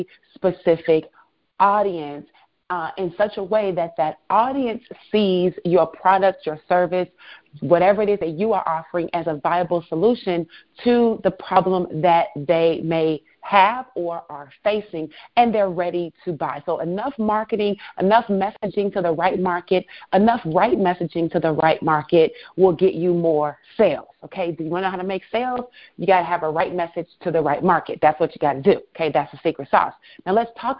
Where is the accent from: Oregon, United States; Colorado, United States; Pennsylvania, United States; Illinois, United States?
Illinois, United States; Chicago; also born or lived in Florida; I'm originally from Chicago. I am an only child, born and raised.